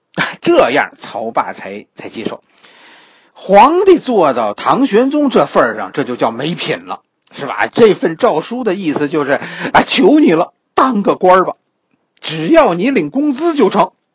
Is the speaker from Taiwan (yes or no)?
no; China; 我们中国人